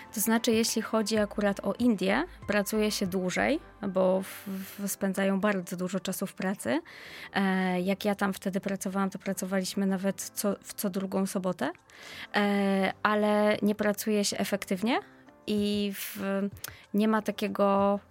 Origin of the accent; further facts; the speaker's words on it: Poland; pochodzę z Polski